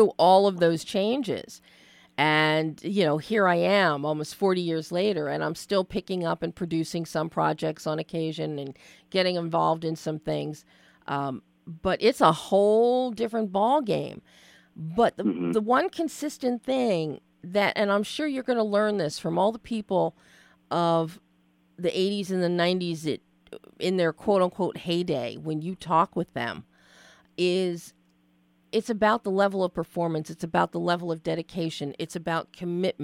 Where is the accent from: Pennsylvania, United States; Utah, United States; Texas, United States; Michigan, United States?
Pennsylvania, United States; Philadelphia; I grew up in Philly